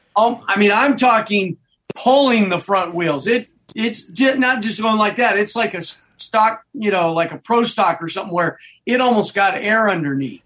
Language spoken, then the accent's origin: English; Nebraska, United States; moved away; I grew up in Nebraska